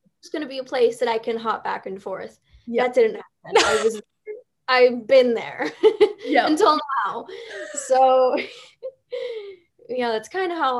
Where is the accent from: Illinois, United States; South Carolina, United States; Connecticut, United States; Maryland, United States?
Illinois, United States; Chicago; moved away as an adult; now in Los Angeles, United States